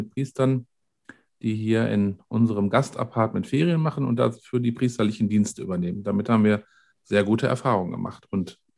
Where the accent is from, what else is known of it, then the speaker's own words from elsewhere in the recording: North Rhine-Westphalia, Germany; wir sind beide aus dem Ruhrgebiet und waren da auch tätig.